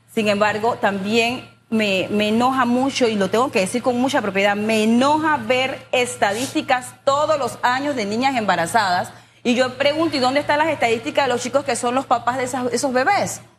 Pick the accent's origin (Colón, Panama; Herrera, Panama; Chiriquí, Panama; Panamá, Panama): Panamá, Panama; San Miguelito, Panama; yo crecí en San Miguelito, en un área no tan urbanizada, Cerro Batea, sector 7, Las Colinas